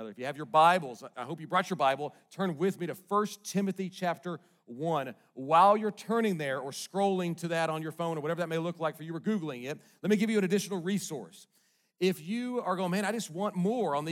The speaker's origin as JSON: {"language": "English", "town": "Bentonville", "region": "Arkansas", "country": "United States", "tie": "born or raised there", "also_born_or_lived": "Little Rock, Arkansas", "said": "most of my growing up days were in Northwest Arkansas up here in Bentonville"}